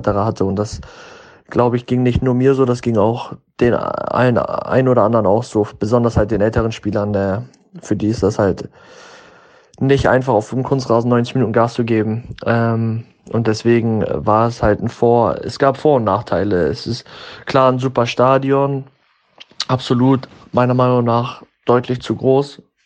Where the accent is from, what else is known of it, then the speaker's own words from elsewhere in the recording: Germany; moved away as an adult; also born or lived in United States; in dem Land, wo ich geboren bin